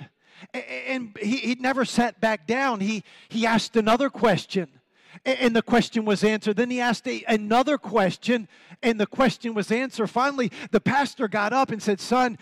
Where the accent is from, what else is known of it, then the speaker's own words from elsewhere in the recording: Prince George's County, Maryland, United States; moved away as an adult; also born or lived in Washington, D.C. / Colombia / Argentina / Mexico; now in Heber Springs, United States; I was born in Washington, D.C. I'm a PG County boy. Don't get scared about that, okay? I'm from PG County